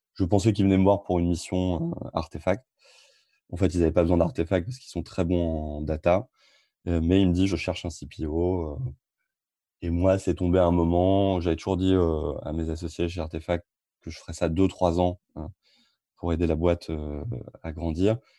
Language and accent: French; Amiens, Hauts-de-France, France; now in Rouen, France; je suis originaire d'Amiens